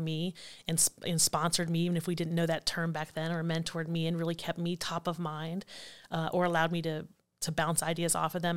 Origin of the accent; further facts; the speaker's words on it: Allen County, Ohio, United States; born and raised in Allen County